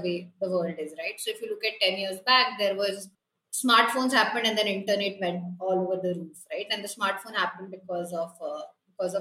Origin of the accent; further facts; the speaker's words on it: Kolkata, West Bengal, India; I grew up in Kolkata